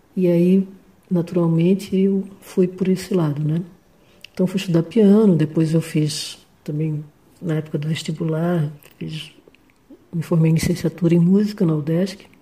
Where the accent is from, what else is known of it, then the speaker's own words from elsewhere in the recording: Florianópolis, Santa Catarina, Brazil; eu sou de Florianópolis, sou pianista, cantora, compositora